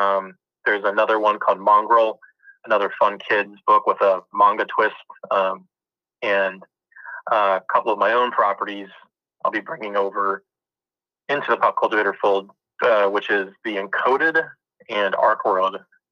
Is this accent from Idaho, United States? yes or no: no; Dayton, Ohio, United States; born there; also born or lived in Florida / Maryland / Cincinnati; I was born originally in Ohio, Dayton, Ohio. I kind of bounced around for a while, living in Florida, living in Maryland, and then ended up back in Ohio and Cincinnati.